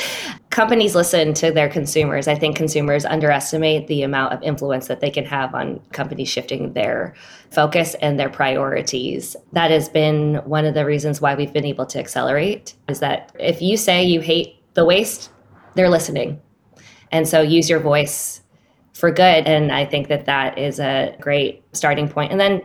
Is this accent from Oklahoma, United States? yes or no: no; Massachusetts, United States; moved away; I'm from Massachusetts